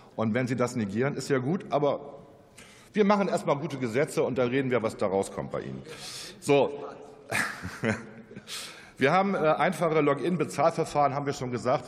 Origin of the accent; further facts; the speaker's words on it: Northern Germany, Germany; ich bin ja auch ein Norddeutscher